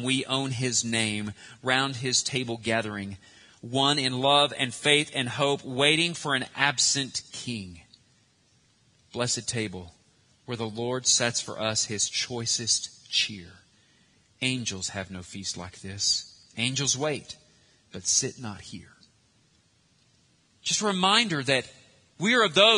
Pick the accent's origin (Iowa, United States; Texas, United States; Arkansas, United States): Arkansas, United States; we're American, Arkansan